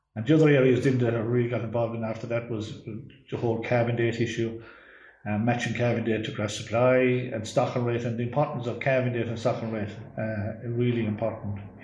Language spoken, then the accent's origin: English; County Clare, Ireland; I came from West Clare